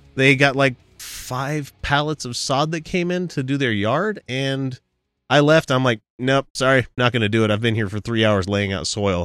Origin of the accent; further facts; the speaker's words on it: Utah, United States; we're from Utah.